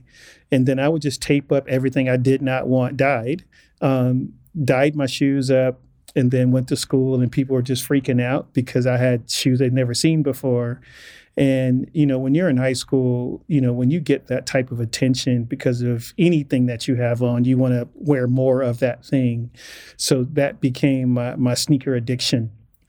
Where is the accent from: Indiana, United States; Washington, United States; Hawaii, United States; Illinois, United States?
Illinois, United States; Joliet; So I think she was looking at the weather first and then just our environment that we were growing up in Joliet.